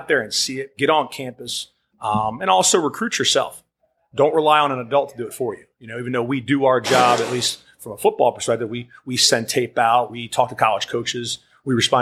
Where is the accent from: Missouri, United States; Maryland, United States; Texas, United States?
Maryland, United States; Bowie; also born or lived in Edgewater, Maryland; I'm originally from Prince George's County, Maryland, Bowie, Maryland primarily